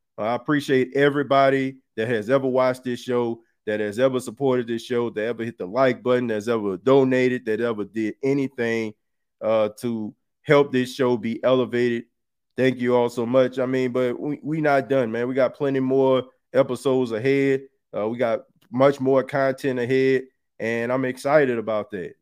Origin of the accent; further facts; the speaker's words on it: New Orleans, Louisiana, United States; I'm from New Orleans